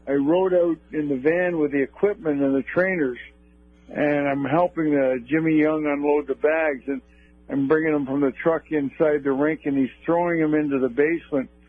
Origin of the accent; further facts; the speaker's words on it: Toronto, Ontario, Canada; I grew up in Toronto, and I was definitely a Leaf fan